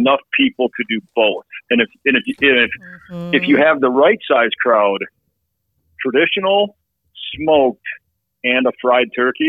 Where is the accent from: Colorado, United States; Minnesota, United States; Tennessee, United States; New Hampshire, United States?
Minnesota, United States; I'm actually from Minnesota